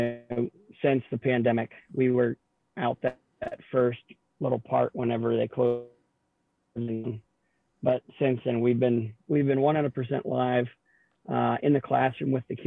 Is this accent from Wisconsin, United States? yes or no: no; Northwest Pennsylvania, United States; I'm from Northwest Pennsylvania